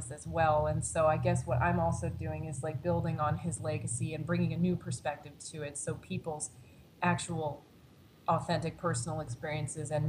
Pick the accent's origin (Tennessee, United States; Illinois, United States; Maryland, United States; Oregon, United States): Maryland, United States; moved away as an adult; also born or lived in Pennsylvania; now in Chicago, United States; my home state of Maryland